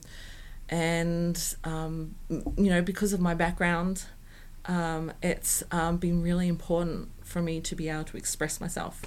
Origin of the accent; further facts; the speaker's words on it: Australia; first language English; moved away as an adult; now in Norway; Australians don't tend to do that. I don't find an Australian community